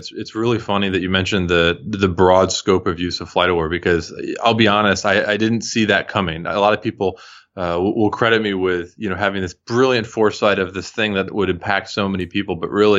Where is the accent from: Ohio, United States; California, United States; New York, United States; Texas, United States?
Texas, United States; Houston; I'm originally from Houston and flew to see family here.